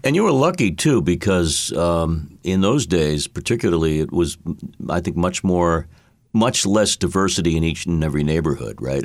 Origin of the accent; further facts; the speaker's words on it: Boston, Massachusetts, United States; I was, I was homegrown from Boston